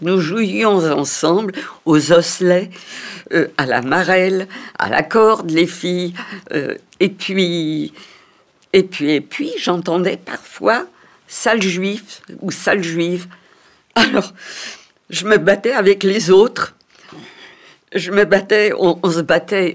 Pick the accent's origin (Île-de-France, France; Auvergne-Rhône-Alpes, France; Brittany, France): Île-de-France, France; Paris; je suis née à Paris en 1934